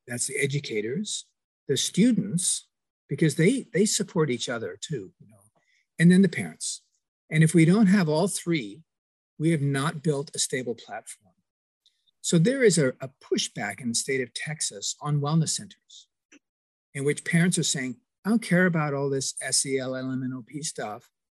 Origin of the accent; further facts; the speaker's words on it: Kingston upon Thames, London, United Kingdom; moved away; And Shine, you may not know that I'm also an immigrant from England. I'm from Kingston on Thames